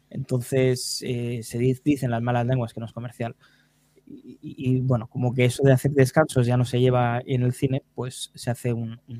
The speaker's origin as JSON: {"language": "Spanish", "region": "Catalonia", "country": "Spain", "said": "Ah, pues como buen catalán, pues"}